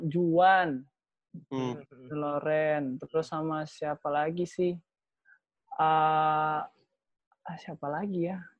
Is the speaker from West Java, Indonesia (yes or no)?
no; Jakarta, Indonesia; born there; cuman cuman udah lahir besar ya lahir di Jakarta sih